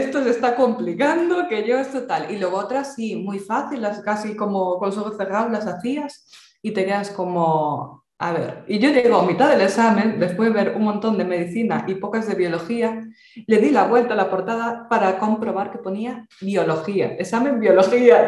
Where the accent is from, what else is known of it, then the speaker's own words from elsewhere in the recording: Galicia, Spain; accent: Galician; yo, por si no se notó el acento, ya lo comenté el otro día, yo soy gallega